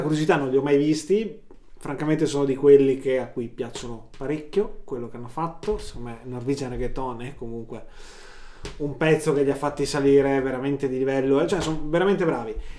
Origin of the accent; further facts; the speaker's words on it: Verona, Veneto, Italy; noi siamo, si sente dal leggero accento soprattutto del dottor, eh, dottor … qui a fianco a me, che siamo di Verona